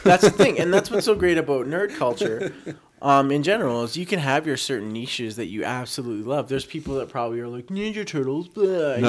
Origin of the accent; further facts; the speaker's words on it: Calgary, Alberta, Canada; moved away as an adult; now in Edmonton, Canada; I was born in Edmonton, raised in Calgary, and I've since moved back to Edmonton.